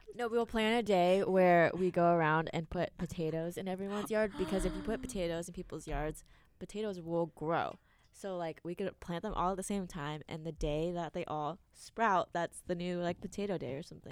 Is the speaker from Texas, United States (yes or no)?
yes; Houston, Texas, United States; moved away; I am from Houston, Texas